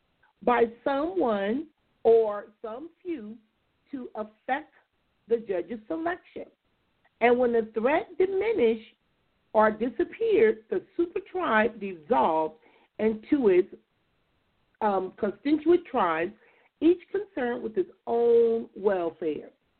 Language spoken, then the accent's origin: English; Compton, California, United States; a kid growing up in Compton